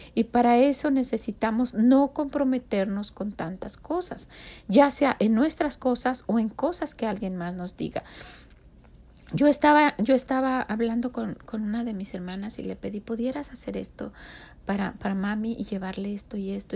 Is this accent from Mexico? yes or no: yes; Mexico; now in United States; no dejamos de tener el patrón de vida orgullosamente de México. Nosotros cocinamos como mexicanos